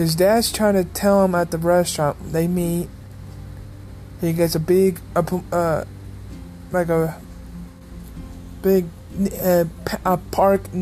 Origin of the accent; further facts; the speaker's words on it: Missouri, United States; I'm from Missouri